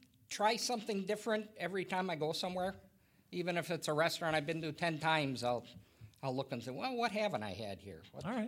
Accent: Milwaukee, Wisconsin, United States; also born or lived in Wauwatosa; now in Cedarburg, United States; I was born in Milwaukee. Okay. I lived all my life in the Milwaukee area.

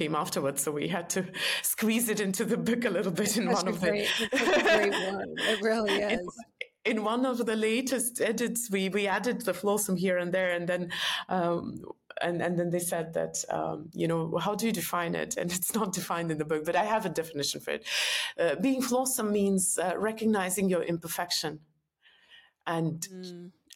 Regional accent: Estonia; moved away as an adult; also born or lived in New York; I'm from Estonia

